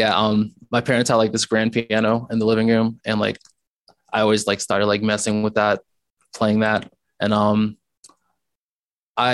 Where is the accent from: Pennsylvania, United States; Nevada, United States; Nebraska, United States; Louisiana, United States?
Louisiana, United States; Ruston; moved away as an adult; also born or lived in Baton Rouge, Louisiana; I was actually born and raised in Ruston, Louisiana, which is like about 4 hours from here